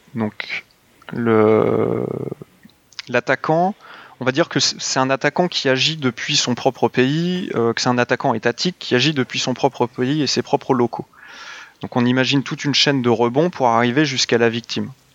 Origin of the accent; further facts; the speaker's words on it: France; on est des Français